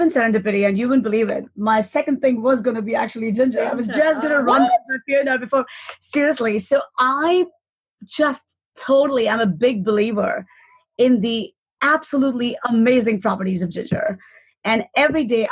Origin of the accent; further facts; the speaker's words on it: India; moved away; having grown up in India